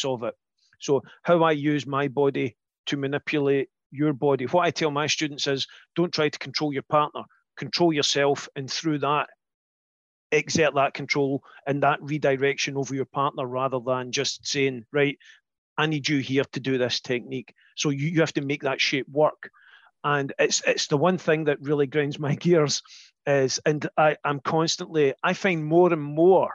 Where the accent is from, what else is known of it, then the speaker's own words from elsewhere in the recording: Scotland, United Kingdom; we're Scottish